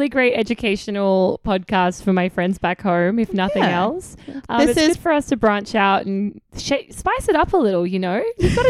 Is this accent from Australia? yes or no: yes; South Australia, Australia; accent: Australian; moved away as an adult; now in United States; And the grapes are from South Australian Shiraz. Shout out to my hometown.